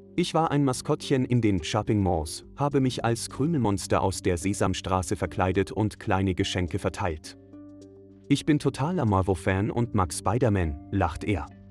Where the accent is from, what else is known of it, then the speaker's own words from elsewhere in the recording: Austria; als Österreicherin